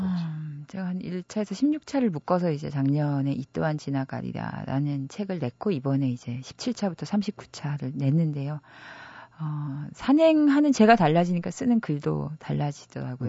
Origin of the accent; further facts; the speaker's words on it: Gangneung, Gangwon, South Korea; now in Seoul, South Korea; 제가 가, 강원도 강릉 출신인데